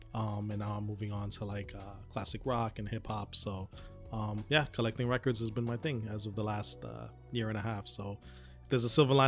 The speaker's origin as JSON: {"language": "English", "town": "New York City", "region": "New York", "country": "United States", "lives_now": "Queens, United States", "said": "I reside in Queens, all right? I reside. I'm originally from the Bronx."}